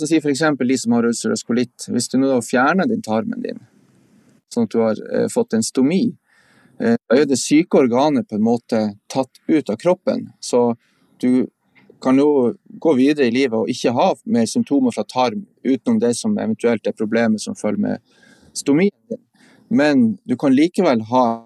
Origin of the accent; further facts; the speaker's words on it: Andøya, Vesterålen, Nordland, Norway; now in Tromsø, Norway; Jeg er opprinnelig fra Vesterålen, fra Andøya